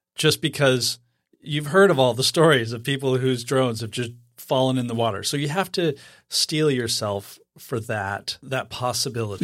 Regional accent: Idaho, United States; I was born and raised in Idaho.

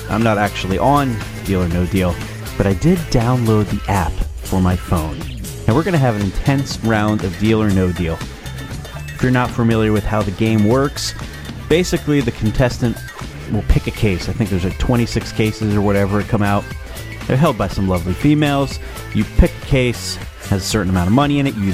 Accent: New Jersey, United States; I am from New Jersey. I have three wonderful children and a beautiful wife.

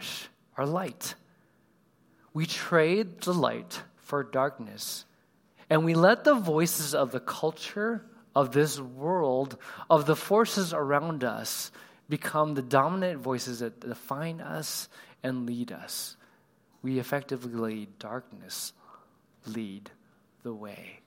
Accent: Southern California, United States; I grew up in California. I don't know if anybody else has Southern California roots

